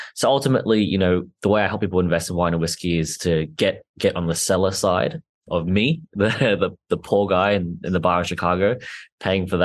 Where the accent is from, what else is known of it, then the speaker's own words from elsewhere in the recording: Australia; I'm Australian, I'm, not from the US